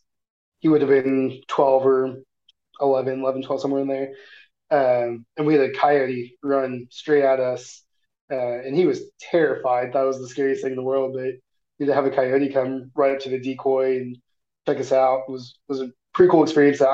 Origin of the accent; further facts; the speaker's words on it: Missouri, United States; growing up in Missouri, you know there's foxes all over the place, but you never see them